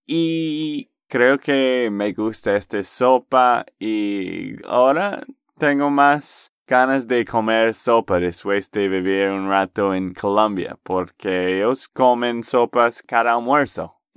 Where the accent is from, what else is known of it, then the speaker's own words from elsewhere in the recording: Texas, United States; de Texas, Estados Unidos